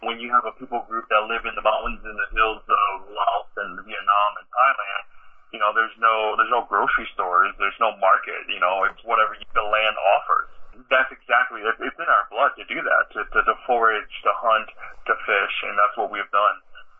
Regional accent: Port Edwards, Wisconsin, United States; I remember as a kid growing up, we would drive kind of on the countryside in central Wisconsin. So I grew up in Port Edwards

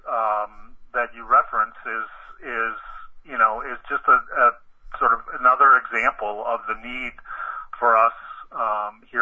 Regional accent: Watertown, Wisconsin, United States; the farmlands around Watertown, Wisconsin, where I grew up.

